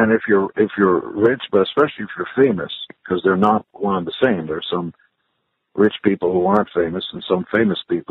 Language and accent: English; Israel; also born or lived in Canada; now in United States; I'm from Israel